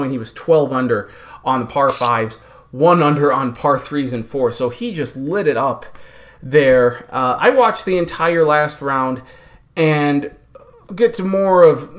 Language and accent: English; Minnesota, United States; here in Minnesota, and as a Minnesotan